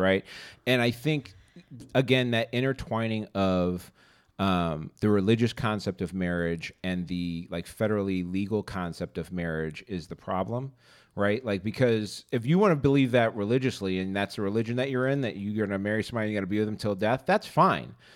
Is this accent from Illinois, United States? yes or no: yes; Boystown, Illinois, United States; I grew up in Boys Town